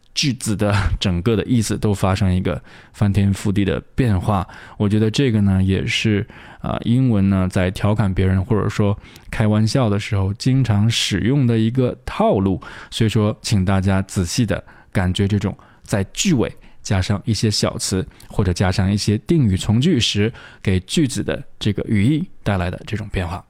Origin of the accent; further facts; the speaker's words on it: China; 我们中国人在读发音，在读英语的时候有一个倾向，就是会习惯性地把它读得很短